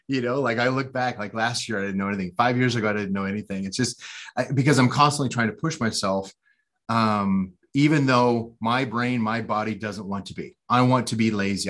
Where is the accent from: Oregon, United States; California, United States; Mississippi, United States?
Oregon, United States; outside Portland; I was born uh, outside of a city called Portland, Oregon, and which is up in the Pacific Northwest corner of the United States. And uh, yeah, I grew up there